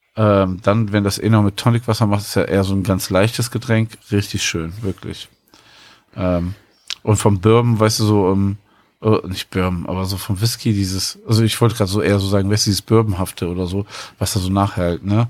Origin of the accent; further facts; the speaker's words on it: Cologne, North Rhine-Westphalia, Germany; als Kölner